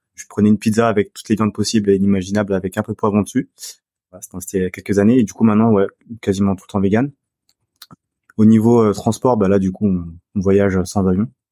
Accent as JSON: {"language": "French", "country": "France", "said": "moi je suis français, donc j'ai le passeport français."}